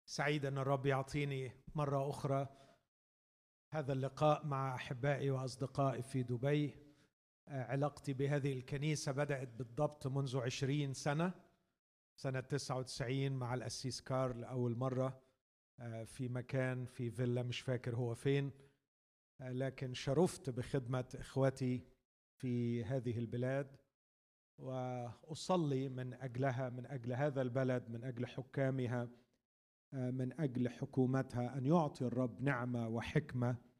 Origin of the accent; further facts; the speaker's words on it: Egypt; عندنا في مصر